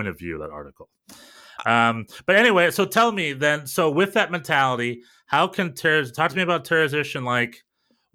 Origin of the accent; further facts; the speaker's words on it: United States; I grew up in America